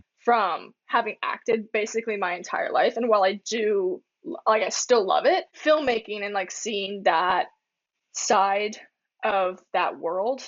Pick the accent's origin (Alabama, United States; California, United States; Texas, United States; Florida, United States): Florida, United States; when I was growing up in Florida, I was a theater kid big time.